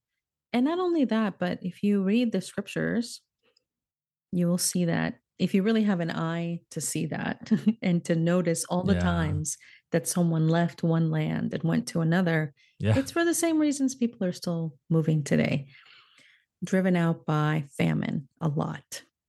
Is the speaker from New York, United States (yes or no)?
no; Florida, United States; now in California, United States; I moved from Florida to California, where I had not lived since I was a very little girl. And it was quite a culture shock for me even to make that move. Because suddenly I'd been in a place where Cuban Americans were the majority and Puerto Ricans.